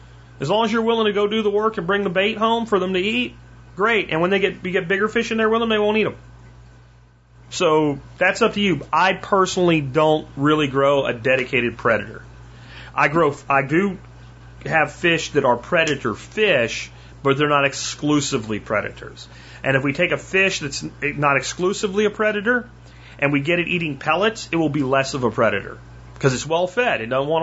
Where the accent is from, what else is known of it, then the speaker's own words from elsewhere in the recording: Pennsylvania, United States; And when I grew up in Pennsylvania, they're called sunnies.